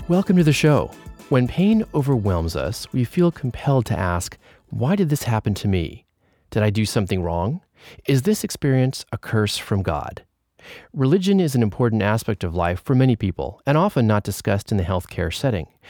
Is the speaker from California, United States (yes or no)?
yes; Moraga, California, United States; We grew up together in Moraga, California, a suburb of San Francisco